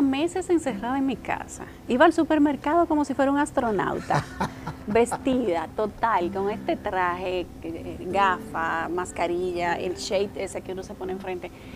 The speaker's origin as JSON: {"language": "Spanish", "town": "Licey al Medio", "region": "Santiago", "country": "Dominican Republic", "tie": "born or raised there", "said": "en ese terreno yo vivía. Una parte de ese terreno era mi casa. Ahí yo me tiraba en yagua con mis hermanos"}